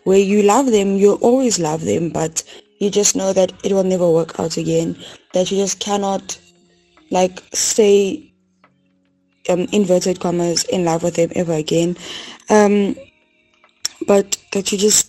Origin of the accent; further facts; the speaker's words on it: Pretoria, Gauteng, South Africa; I'm from Pretoria.